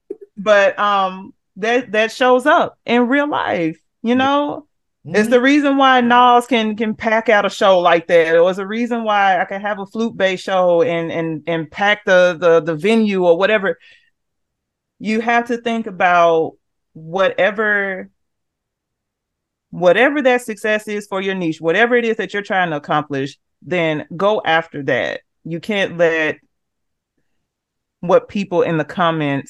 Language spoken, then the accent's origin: English; Memphis, Tennessee, United States; I'm from Memphis, Tennessee